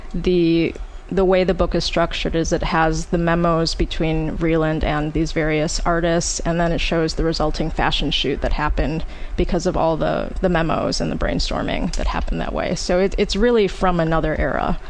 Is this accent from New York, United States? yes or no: no; Oak Park, Illinois, United States; my hometown of Oak Park, Illinois